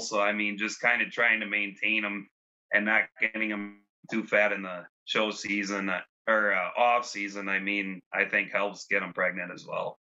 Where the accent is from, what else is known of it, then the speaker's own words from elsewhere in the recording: Fond du Lac, Wisconsin, United States; moved away as an adult; now in Tulare, United States; I grew up in Fond du Lac, Wisconsin.